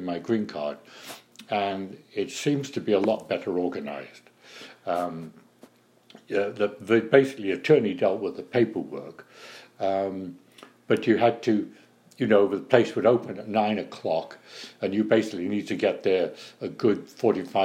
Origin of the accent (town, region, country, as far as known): United Kingdom; now in United States